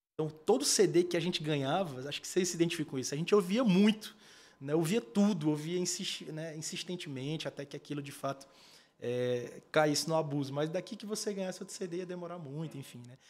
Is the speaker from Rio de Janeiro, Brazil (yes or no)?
no; Padre Marcos, Piauí, Brazil; na minha infância, em Padre Marco, como vocês citaram, Padre Marcos é uma cidade de média de 5 mil habitantes